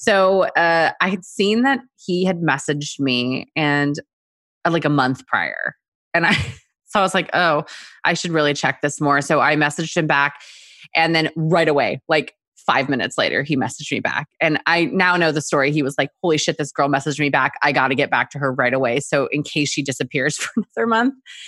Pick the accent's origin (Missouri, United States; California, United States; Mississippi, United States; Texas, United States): Texas, United States; also born or lived in South Korea; now in New York, United States; And I was born in Korea. And so my family and I moved from there when I was like 4 and a half. So half Korean, moved to Texas, and then could not wait to get my ass to New York as soon as possible.